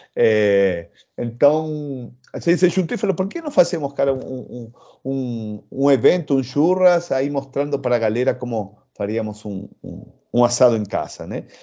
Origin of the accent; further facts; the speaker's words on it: Argentina; accent: Argentine; Portuguese is a second language; moved away as an adult; also born or lived in Rio de Janeiro, Brazil; now in São Paulo, Brazil; como, como argentino